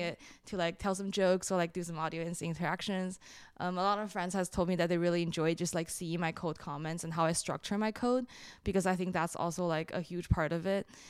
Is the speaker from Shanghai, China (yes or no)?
yes; Shanghai, China; now in Brooklyn, United States; I grew up in China